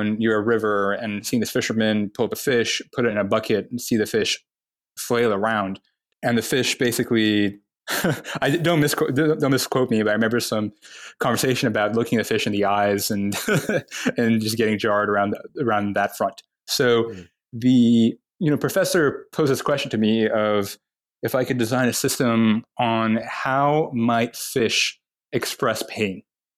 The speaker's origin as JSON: {"language": "English", "region": "Dubai", "country": "United Arab Emirates", "tie": "born or raised there", "also_born_or_lived": "Toronto, Canada / Saudi Arabia", "moved": "as an adult", "lives_now": "United States", "said": "I was born in Toronto, in Canada. When I was very young, moved to Saudi Arabia. Was there until I was about 9, and then moved to the UAE, to Dubai. And grew up in Dubai until I moved to the US for college"}